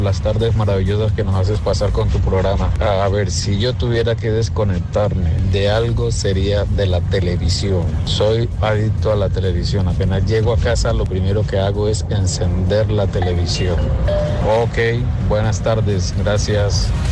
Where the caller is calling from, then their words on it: south of Tenerife, Canary Islands, Spain; llamo desde aquí del sur de Tenerife